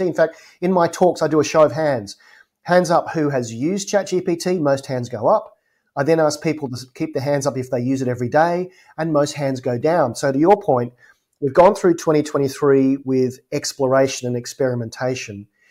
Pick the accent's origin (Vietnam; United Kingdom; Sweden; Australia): Australia; Adelaide, South Australia; moved away; my hometown of Adelaide, Australia